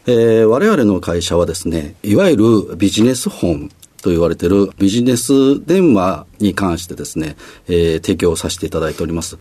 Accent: Osaka, Japan

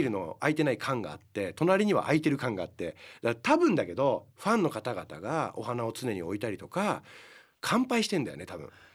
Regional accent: Higashimurayama, Tokyo, Japan; うちの地元の近くなんですよ僕東京の東村山 っていうとこなんですけど

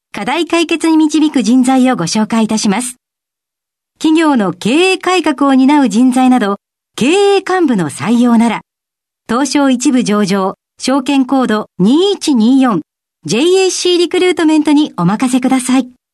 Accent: near Chofu, Tokyo, Japan; 私はあの調布のそばの出身

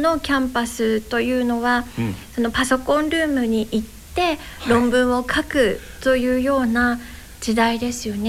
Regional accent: Yokosuka, Kanagawa, Japan; also born or lived in Yokohama / Odawara; 私生まれは神奈川県横須賀市です。

